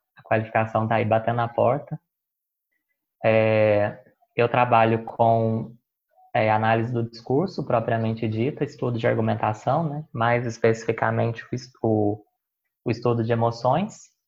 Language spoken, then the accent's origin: Portuguese; Caxambu, Minas Gerais, Brazil; born or raised there; moved away as an adult; also born or lived in Belo Horizonte